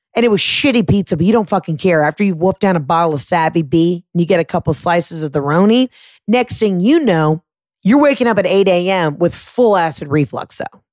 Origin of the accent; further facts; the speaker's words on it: Atlanta, Georgia, United States; my home state, my home city, Atlanta, Georgia